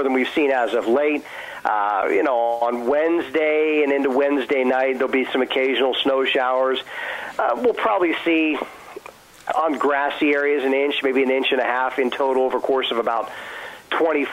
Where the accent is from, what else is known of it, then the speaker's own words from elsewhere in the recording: Allegheny County, Pennsylvania, United States; also born or lived in South Texas; Born and raised in Allegheny County.